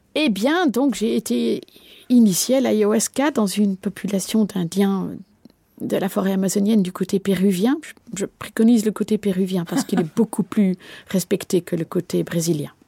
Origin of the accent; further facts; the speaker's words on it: Belgium; je ne suis pas française et que je suis belge